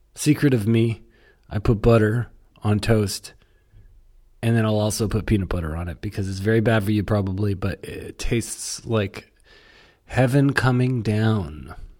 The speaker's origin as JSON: {"language": "English", "country": "Canada", "said": "I'm from Canada."}